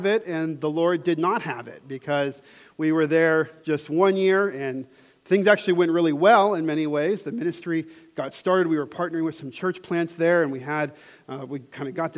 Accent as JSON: {"language": "English", "town": "Dallas", "region": "Texas", "country": "United States", "tie": "born or raised there", "also_born_or_lived": "Southern California", "moved": "as an adult", "lives_now": "Dubai, United Arab Emirates", "said": "I'm from here, from Dallas. I grew up in Dallas"}